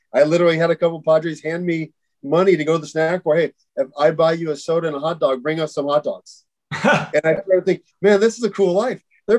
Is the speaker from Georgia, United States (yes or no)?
no; Vista, California, United States; also born or lived in Oceanside, California; So I grew up in Vista, born and raised basically in Oceanside Vista area.